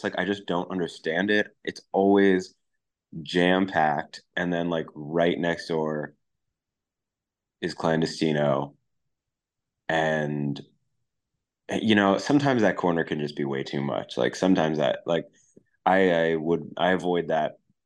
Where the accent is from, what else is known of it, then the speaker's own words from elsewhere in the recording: New York City, New York, United States; I grew up in Brooklyn, so I've always been in the city